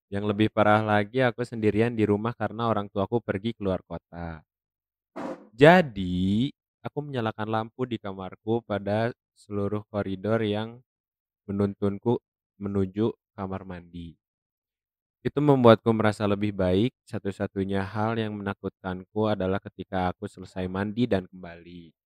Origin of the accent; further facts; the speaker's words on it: Bandung, West Java, Indonesia; Aku asli Bandung.